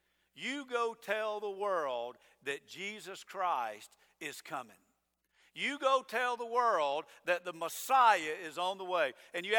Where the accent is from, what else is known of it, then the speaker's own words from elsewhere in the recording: Georgia, United States; now in Avon Park, United States; No, I'm not from here. I'm from Georgia.